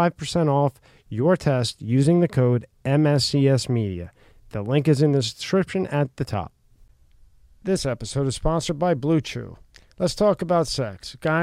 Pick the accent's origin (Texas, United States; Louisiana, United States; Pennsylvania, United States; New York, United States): Pennsylvania, United States; Philadelphia; I'm from Philly.